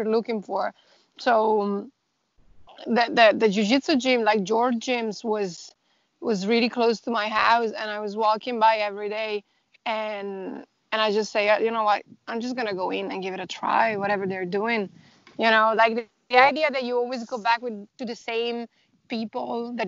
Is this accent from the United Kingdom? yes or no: no; Italy; moved away as an adult; now in Dublin, Ireland; I'm originally from Italy, but I've been living in Ireland for like the past a little bit more than eight years.